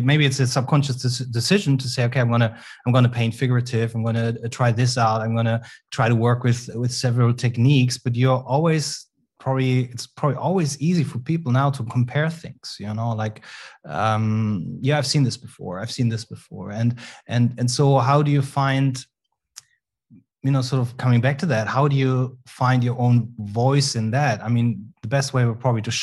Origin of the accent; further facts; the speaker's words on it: a smaller town outside of Cologne, North Rhine-Westphalia, Germany; I was raised in a smaller town outside of Cologne, where which was the town where Max Ernst was born